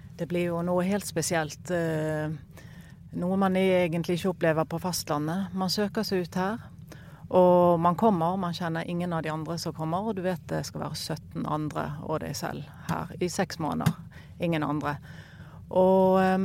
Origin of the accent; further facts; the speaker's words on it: Bergen, Vestland, Norway; now in Kongsberg, Norway; kommer opprinnelig fra Bergen, men bor på Kongsberg til vanlig